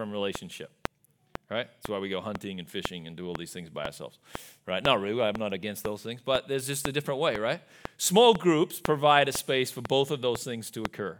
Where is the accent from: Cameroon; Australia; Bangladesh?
Australia; moved away; I am from Australia